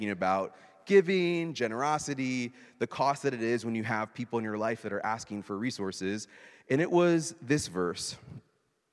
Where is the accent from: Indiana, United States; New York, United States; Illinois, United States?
Indiana, United States; Indianapolis; moved away; my hometown's Indianapolis